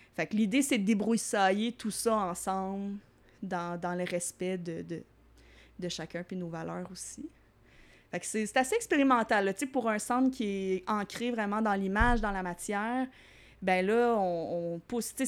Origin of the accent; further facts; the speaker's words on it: Longueuil, Quebec, Canada; also born or lived in Varennes / Saint-Lambert; moi, je viens principalement de la rive sud. Je me suis promenée un petit peu, mais euh, je suis née à Varennes. Puis après ça, j'ai habité plus euh, Saint-Lambert, euh, Longueuil.